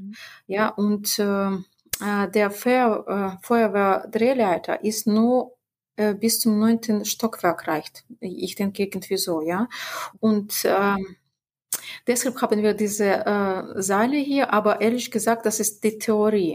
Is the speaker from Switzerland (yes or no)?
no; Belarus; in unserer Republik